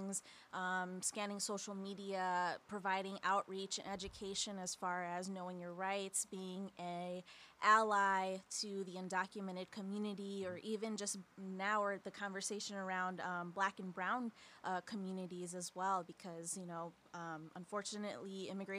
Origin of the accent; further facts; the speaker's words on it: Skokie, Illinois, United States; now in Aurora, United States; I'm originally from Skokie, Illinois, so I grew up